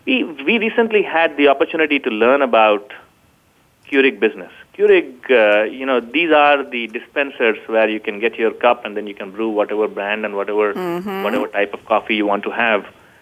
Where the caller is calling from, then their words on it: Sunnyvale, California, United States; So I'm calling in from Northern California, the heart of Silicon Valley, Sunnyvale.